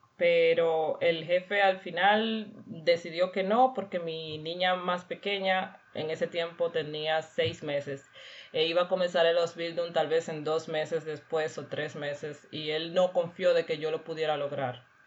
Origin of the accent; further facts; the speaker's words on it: Cuba; moved away as an adult; now in Weiler-Simmerberg, Germany; yo vengo de Cuba